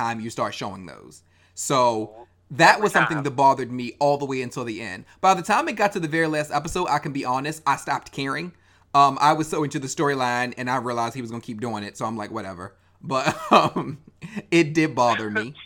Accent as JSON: {"language": "English", "town": "Baltimore", "region": "Maryland", "country": "United States", "tie": "born or raised there", "said": "that being my hometown"}